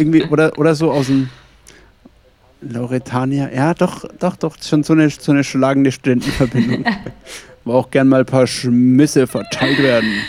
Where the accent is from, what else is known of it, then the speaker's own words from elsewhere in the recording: Franconia, Bavaria, Germany; aus dem fränkischen Bereich